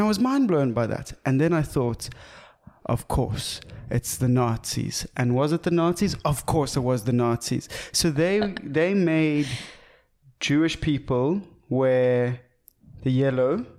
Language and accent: English; South Africa; as a South African